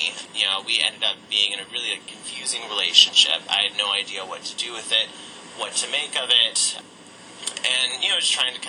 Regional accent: College Station, Texas, United States; I'm originally from College Station, Texas. Grew up there. It's a college town. Just for context, very conservative, very Republican. I went to a little, like, podunk Catholic school there that I really actually loved.

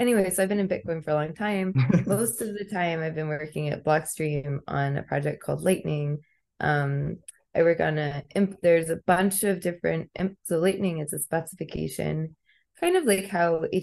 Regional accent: Texas, United States; I live in Texas. I'm from Texas originally

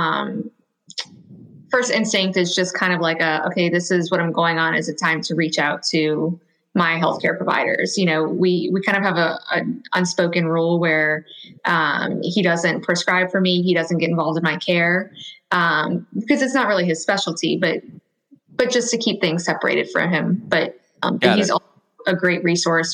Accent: Louisiana, United States; I'm from Louisiana

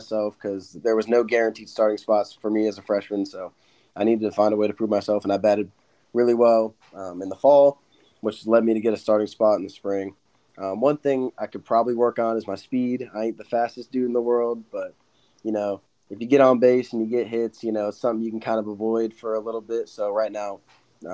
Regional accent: Bradenton, Florida, United States; moved away as an adult; now in Tigerville, United States; I'm originally from Bradenton, Florida. I grew up there my whole life

